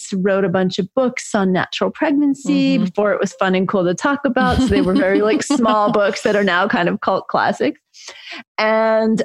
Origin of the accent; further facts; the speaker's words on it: New York City, New York, United States; I grew up in New York City in a housing project, actually, with a single mom in the 60s and 70s.